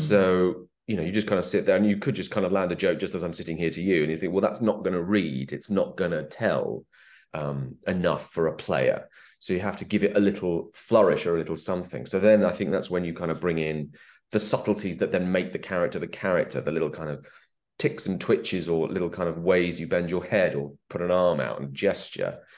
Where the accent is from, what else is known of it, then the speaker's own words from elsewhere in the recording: England, United Kingdom; I'm English